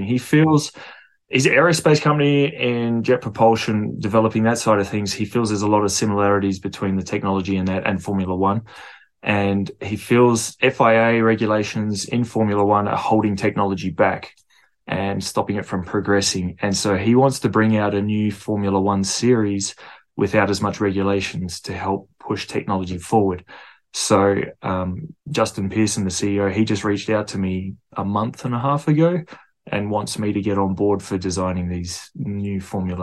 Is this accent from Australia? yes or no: yes; Perth, Western Australia, Australia; I'm from Perth, Australia